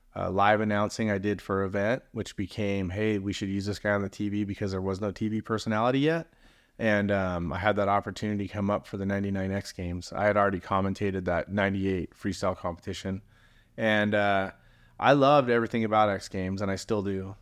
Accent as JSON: {"language": "English", "town": "San Clemente", "region": "California", "country": "United States", "tie": "born or raised there", "also_born_or_lived": "San Francisco / Manhattan Beach / Redondo Beach / Huntington Beach", "said": "I grew up in San Clemente. I've been there since I was in junior high school"}